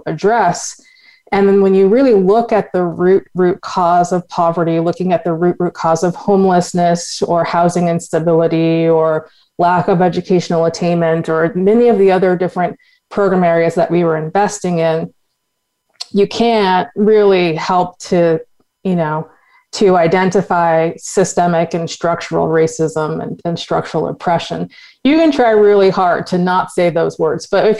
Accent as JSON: {"language": "English", "town": "Boston", "region": "Massachusetts", "country": "United States", "tie": "born or raised there", "said": "I grew up in Boston, Massachusetts, which is a very white city"}